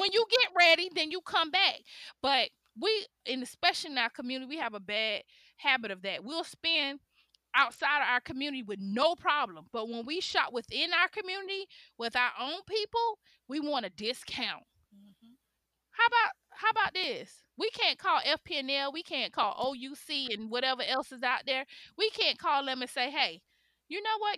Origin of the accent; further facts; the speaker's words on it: Miami, Florida, United States; also born or lived in Chicago, Illinois; I was born in Chicago, raised in Miami